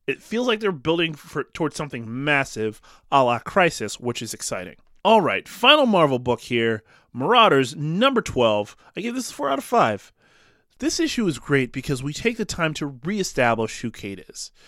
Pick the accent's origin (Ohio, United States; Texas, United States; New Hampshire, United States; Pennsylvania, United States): Pennsylvania, United States; Ambler; now in Philadelphia, United States; My hometown Ambler